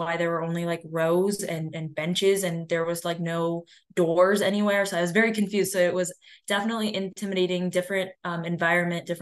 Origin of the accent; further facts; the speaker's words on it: Cleveland, Ohio, United States; I'm from Cleveland, Ohio